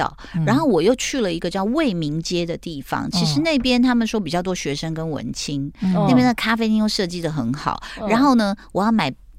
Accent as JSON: {"language": "Chinese", "region": "Taipei", "country": "Taiwan", "said": "果然我们台北人，我们的眼界都被说的好小。"}